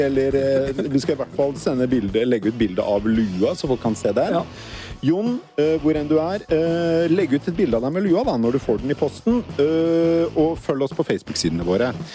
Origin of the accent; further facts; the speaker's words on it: Norway; som nordmann